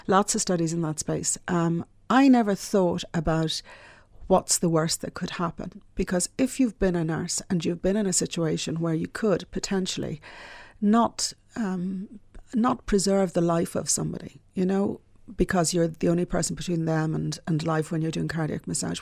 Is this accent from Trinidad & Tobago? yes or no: no; Dublin, Leinster, Ireland; also born or lived in Scotland; I grew up in the Phoenix Park